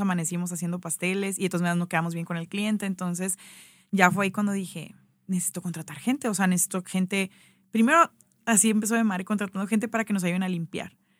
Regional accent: Hermosillo, Sonora, Mexico; moved away as an adult; also born or lived in Ciudad Obregón / Mexico City / Guadalajara / Zacatecas; soy de Hermosillo

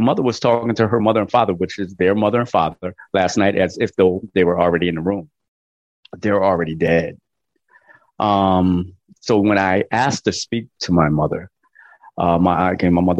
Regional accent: Connecticut, United States; I'm from Connecticut and I seen my mother go to work and snow up to her knees

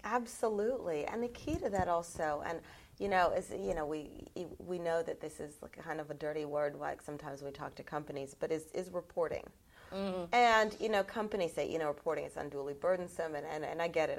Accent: United States; I'm American

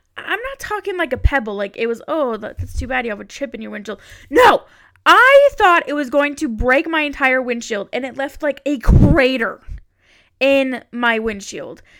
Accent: Utah, United States; I am from Utah

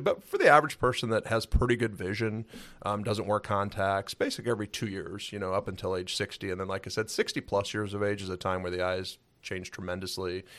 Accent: Cedar Rapids, Iowa, United States; also born or lived in Albert Lea, Minnesota; moved to Cedar Rapids, Iowa. So, Cedar Rapids area is where I, uh, graduated high school from

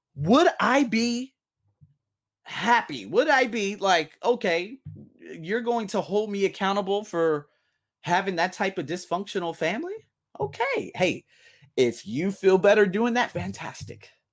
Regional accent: United States; now in Thailand; I'm from America

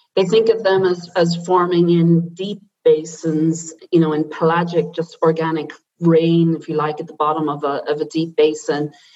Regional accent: Silvermines, Irish Midlands, Ireland; moved away as an adult; also born or lived in Dublin; now in Potsdam, Germany; I'm I'm Irish and I grew up in a small town in the Irish Midlands where it was a mining town

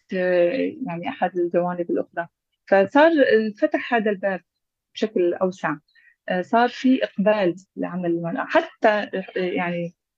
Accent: Aleppo Governorate, Syria; من مواليد مدينة حلب 1980

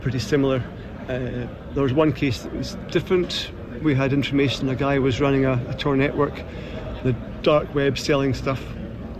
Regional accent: Edinburgh, Scotland, United Kingdom; I'm from Edinburgh in Scotland.

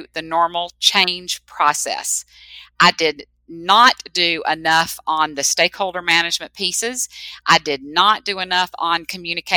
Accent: the South, United States; I was raised in the South

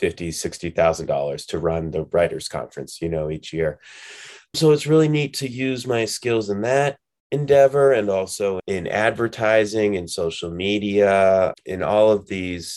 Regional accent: New Hampshire, United States; moved away as an adult; now in Colorado, United States; I'm from New Hampshire

